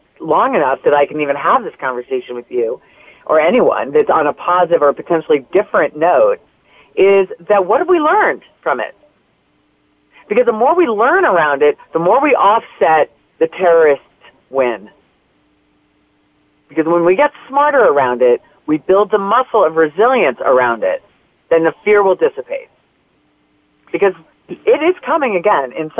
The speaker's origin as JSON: {"language": "English", "area": "North Jersey coast", "region": "New Jersey", "country": "United States", "tie": "born or raised there", "also_born_or_lived": "New York City", "said": "we moved to New Jersey from New York, where it's back to the area I grew up in on the North Jersey coast"}